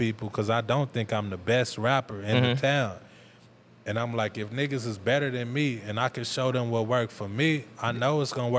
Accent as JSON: {"language": "English", "town": "Tulsa", "region": "Oklahoma", "country": "United States", "tie": "born or raised there"}